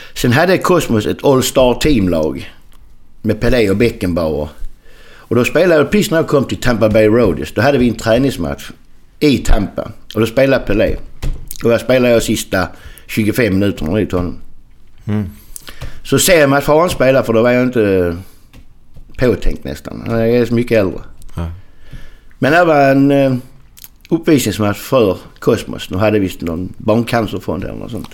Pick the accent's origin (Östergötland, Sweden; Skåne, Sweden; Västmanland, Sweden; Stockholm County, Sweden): Skåne, Sweden; accent: Skånska; moved away as an adult; also born or lived in Landskrona / Melbourne, Australia / San Jose, United States